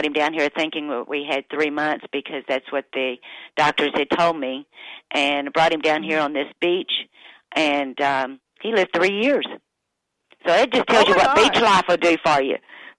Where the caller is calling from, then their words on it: Perdido Key, Florida, United States; I'm actually calling you from the world famous Florabama, which is it's on the little island called Perdido Key